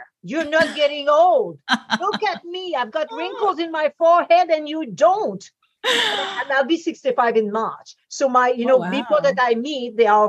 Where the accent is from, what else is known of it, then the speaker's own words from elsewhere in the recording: Quebec, Canada; I'm in Canada, and mm-hmm. I was brought up in Quebec.